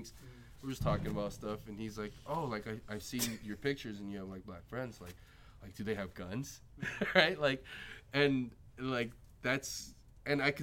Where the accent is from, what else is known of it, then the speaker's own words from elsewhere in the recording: United States; I'm from America.